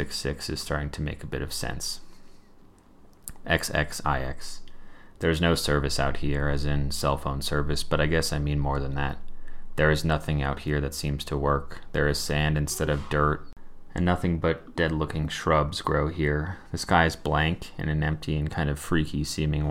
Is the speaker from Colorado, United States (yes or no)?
yes; Colorado, United States; I'm from Colorado